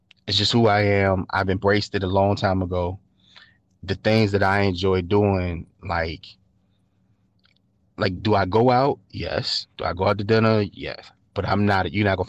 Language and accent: English; Richmond, Virginia, United States; I'm from Richmond